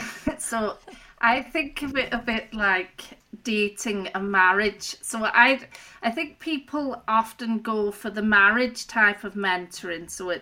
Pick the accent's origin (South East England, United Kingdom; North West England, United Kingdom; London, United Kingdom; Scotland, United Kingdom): North West England, United Kingdom; Rossendale Valley; moved away as an adult; also born or lived in Belfast, United Kingdom; So I grew up originally in Lancashire in a place called the Rossendale Valley. I moved to Belfast, Northern Ireland, to study at Queen's University.